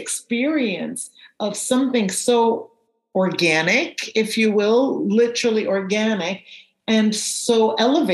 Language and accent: English; Jamaica; Growing up in Jamaica, we call them prickles down there